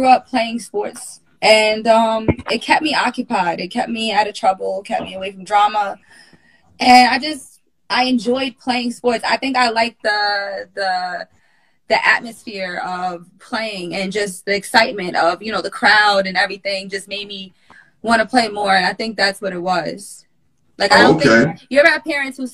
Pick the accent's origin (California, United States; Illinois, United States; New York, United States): New York, United States; West Babylon; I grew up in West Babylon, New York